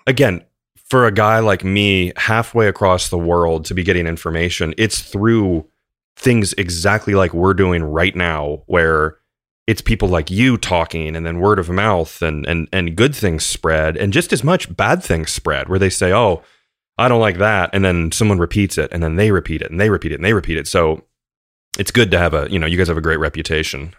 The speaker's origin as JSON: {"language": "English", "country": "United States", "said": "for me as an American guy"}